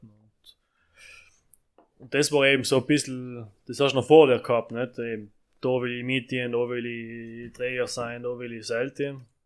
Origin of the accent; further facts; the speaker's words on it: Italy; German is a second language; Und deswegen ist für uns glaube ich, als Italiener schwer.